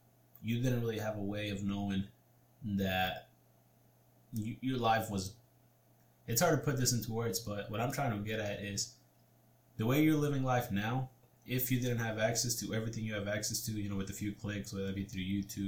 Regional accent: Mexico; my upbringing, you know, we came, get a little personal here, we came from Mexico where we're poor. We're dirt poor.

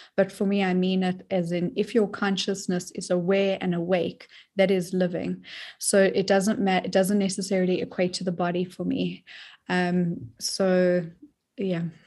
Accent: South Africa; now in United States; I'm originally from South Africa, um, but I'm stateside now

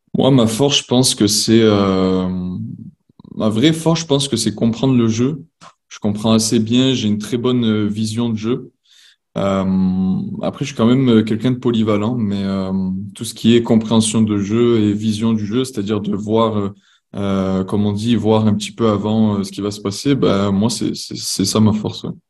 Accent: Marseille, Provence-Alpes-Côte d'Azur, France; moved away as an adult; now in Montreal, Canada; je suis originaire de Marseille

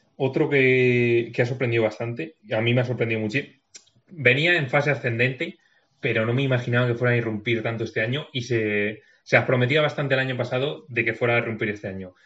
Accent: Segovia, Castile and León, Spain; soy de Segovia

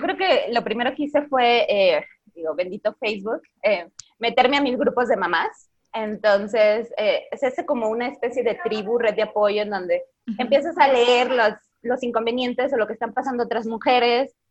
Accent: Zamora, Michoacán, Mexico; moved away as an adult; also born or lived in Guadalajara; now in Mexico City, Mexico; nací en Zamora, Michoacán

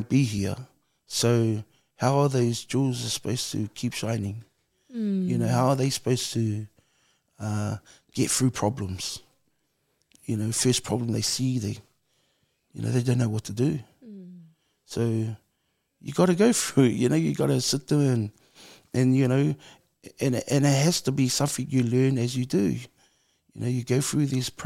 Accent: Auckland, New Zealand; born or raised there; also born or lived in Samoa

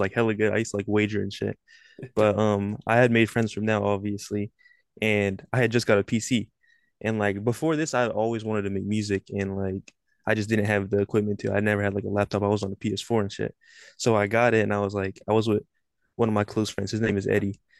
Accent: Sacramento, California, United States; I'm from Sacramento, California. Ain't really shit down here

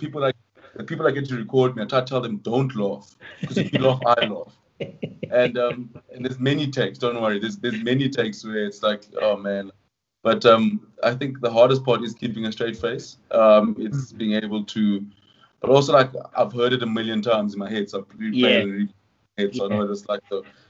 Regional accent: London, United Kingdom; born there; I'm like, "No, it's not true. I was born in East London."

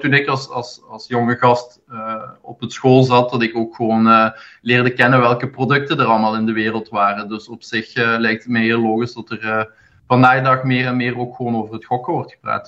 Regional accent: Zonhoven, Flanders, Belgium; van Zonhoven eigenlijk. Ah. Is, in de buurt, is in de buurt van Hasselt.

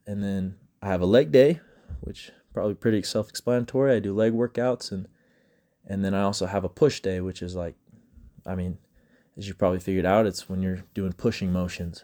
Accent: Grantsville, Utah, United States; I'm from Utah. I'm from Grantsville, Utah.

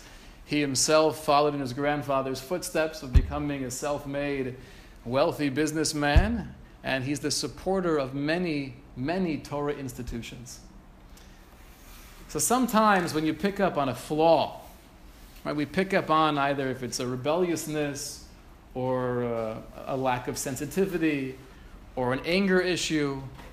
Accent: Kaunas, Kaunas County, Lithuania; I grew up in Kovna. I was one of seven children.

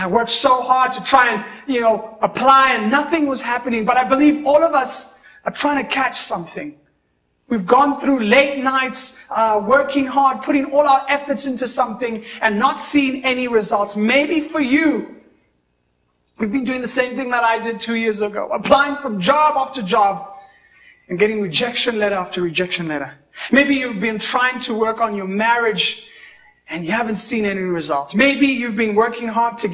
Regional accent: Kenya; I always say I'm a Kenyan

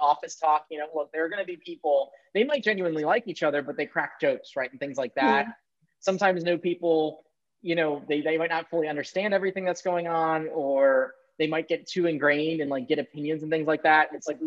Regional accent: Maryland, United States; I grew up in Maryland

